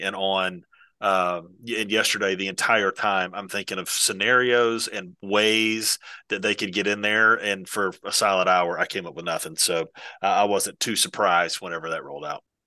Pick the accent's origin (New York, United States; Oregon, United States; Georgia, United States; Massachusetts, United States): Georgia, United States; Valdosta; moved away; I'm originally from South Georgia. I, my dad coached at Valdosta High School for thirty-five years.